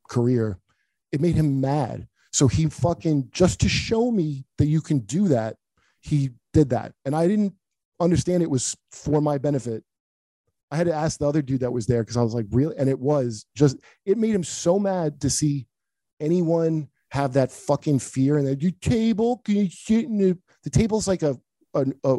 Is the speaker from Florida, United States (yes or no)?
no; Cleveland, Ohio, United States; I'm from Cleveland